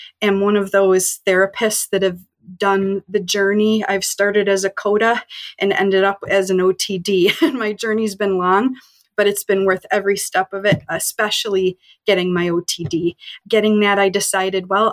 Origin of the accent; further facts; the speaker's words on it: Rochester, New York, United States; moved away as an adult; also born or lived in North Carolina / Connecticut; I'm from Rochester, New York.